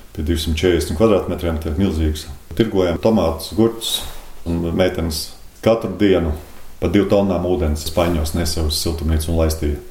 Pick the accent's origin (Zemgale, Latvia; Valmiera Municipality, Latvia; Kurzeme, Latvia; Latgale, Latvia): Kurzeme, Latvia; moved away; also born or lived in Priekuļi Municipality, Latvia; pats esmu kurzemnieks